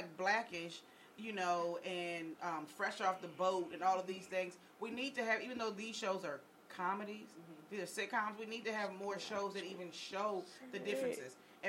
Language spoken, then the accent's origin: English; Virginia Beach, Virginia, United States; When I was growing up, I grew up in Virginia Beach. And if anyone knows anything about Virginia Beach, it's a mixed area